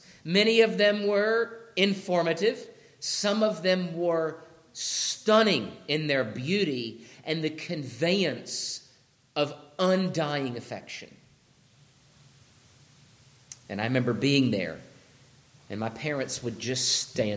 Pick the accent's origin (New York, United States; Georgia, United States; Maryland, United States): Georgia, United States; When I grew up in Georgia